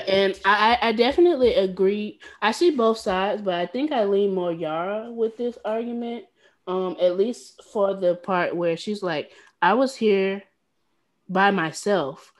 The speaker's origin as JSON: {"language": "English", "region": "the South", "country": "United States", "said": "I too am from the South"}